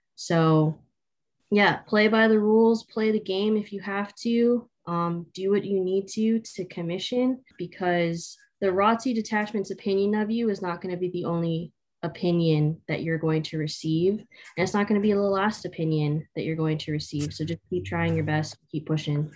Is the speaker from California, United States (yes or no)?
yes; Southern California, United States; I grew up in Southern California, between Orange County and a little bit of Los Angeles